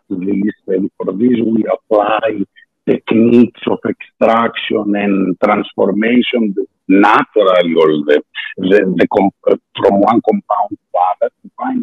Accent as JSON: {"language": "English", "country": "Greece", "second_language": "English", "said": "my accent, because I'm Greek, and a little bit my status of English, because I'm more natural Italian and Spanish speaker."}